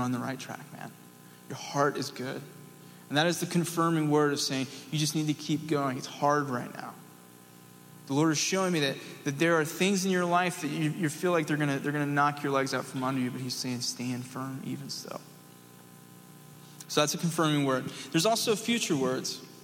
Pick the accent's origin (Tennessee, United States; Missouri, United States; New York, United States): Tennessee, United States; East; I'm from East Tennessee